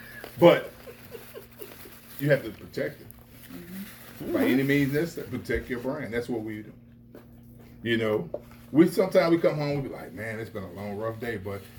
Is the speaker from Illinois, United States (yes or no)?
yes; East St. Louis, Illinois, United States; And I'm from East St. Louis, Illinois, too. Wow. Born and raised.